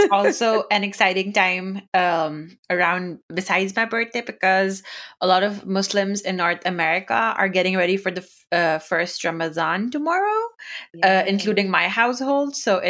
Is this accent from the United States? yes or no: no; United Arab Emirates; first language Urdu; English is a second language; I grew up in the Middle East in United Arab Emirates, and we didn't have a lot of books, like in the sense that there was just a very limited selection. But I do remember, so my first language is Urdu.